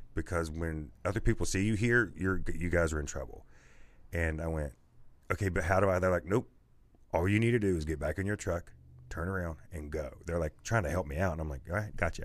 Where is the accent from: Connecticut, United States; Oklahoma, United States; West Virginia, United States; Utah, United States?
West Virginia, United States; Man; moved away; I was born in Man, West Virginia